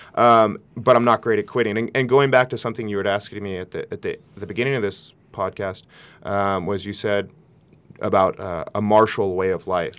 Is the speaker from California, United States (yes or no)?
yes; Santa Barbara, California, United States; my best friend who I grew up with here in Santa Barbara